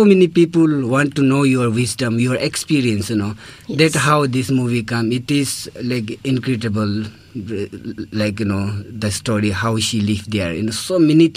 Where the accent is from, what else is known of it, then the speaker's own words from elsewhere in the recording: Ladakh, India; moved away; I'm from India